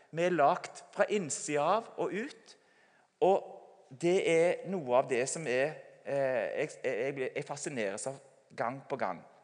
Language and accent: Norwegian; Sauda, Rogaland, Norway; Sauda, der jeg kommer fra